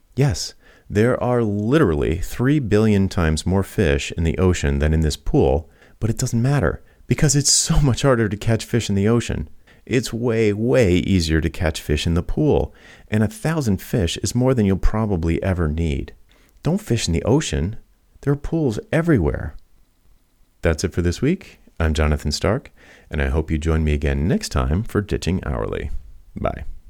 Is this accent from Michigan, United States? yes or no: no; Rhode Island, United States; I grew up in Rhode Island, which is right on the Atlantic